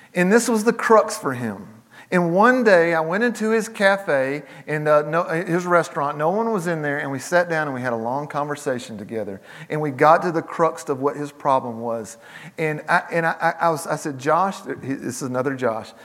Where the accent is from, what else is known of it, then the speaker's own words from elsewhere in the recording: the South, United States; I grew up in the South, I pastored in the South.